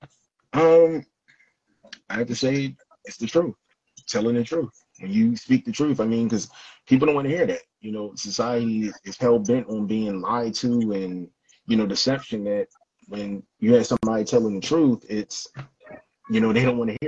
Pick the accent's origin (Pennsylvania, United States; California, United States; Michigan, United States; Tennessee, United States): Pennsylvania, United States; Philadelphia; I grew up around East Mount Airy